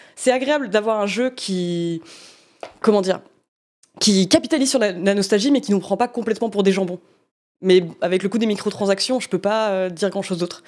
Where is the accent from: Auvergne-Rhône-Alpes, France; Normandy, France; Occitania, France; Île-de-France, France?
Normandy, France; accent: Norman (cauchois); on m'a déjà fait remarquer que j'avais un accent normand parfois